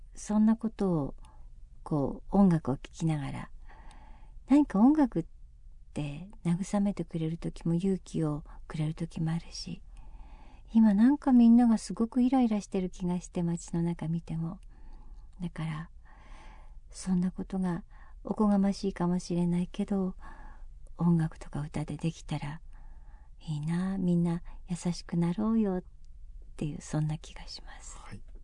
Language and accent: Japanese; Kumamoto, Japan; moved away; 熊本に帰ってきた